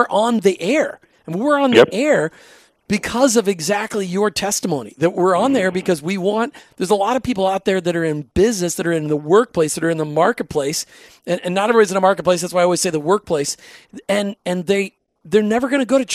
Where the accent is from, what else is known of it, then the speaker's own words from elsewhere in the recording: Minnesota, United States; I grew up in Minnesota